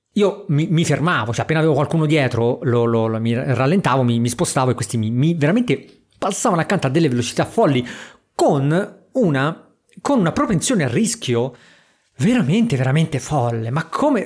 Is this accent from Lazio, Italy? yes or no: no; Porto Ercole area, Tuscany, Italy; a Porto Ercole dalle mie parti